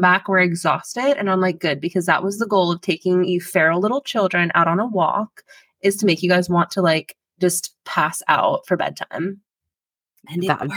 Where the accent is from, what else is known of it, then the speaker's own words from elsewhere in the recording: Pennsylvania, United States; I born and raised in Pennsylvania